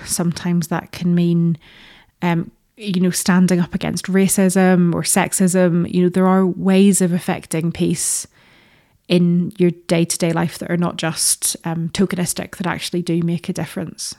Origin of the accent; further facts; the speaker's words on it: Northern Ireland, United Kingdom; moved away; growing up in Northern Ireland